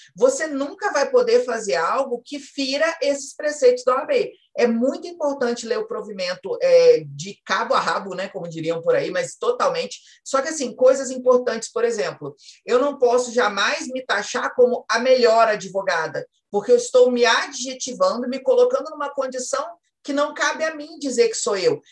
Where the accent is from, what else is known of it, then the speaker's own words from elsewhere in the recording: Espírito Santo, Brazil; eu sou do Espírito Santo.